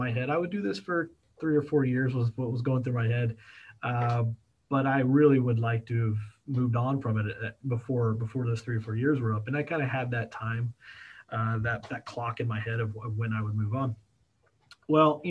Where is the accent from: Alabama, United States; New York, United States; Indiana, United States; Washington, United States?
Indiana, United States; Kokomo; going from Kokomo, Indiana, I actually went back to my hometown